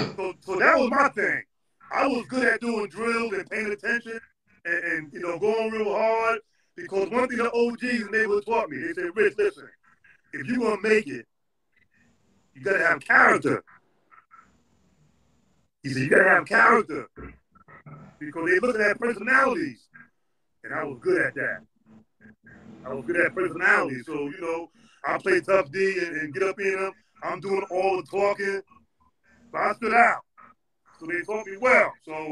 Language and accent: English; New York, United States; okay, I'm coming from New York. I'm all city, first team.